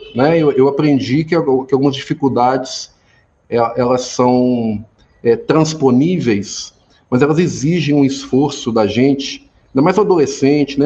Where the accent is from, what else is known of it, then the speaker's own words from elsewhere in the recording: Formiga, Minas Gerais, Brazil; also born or lived in Belo Horizonte; eu nasci aqui em Formiga, fui criado né, aqui na cidade.